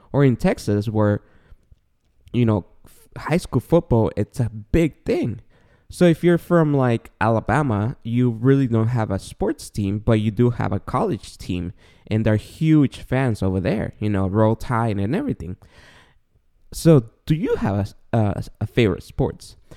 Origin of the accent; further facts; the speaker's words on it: Guatemala; also born or lived in San Gabriel Valley, California; now in Claremont, United States; I was born and raised in Guatemala